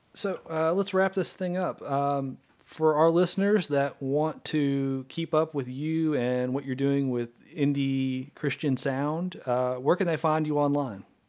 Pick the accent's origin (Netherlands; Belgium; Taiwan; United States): United States; Arkansas; a band from Central Arkansas, so they're my home state band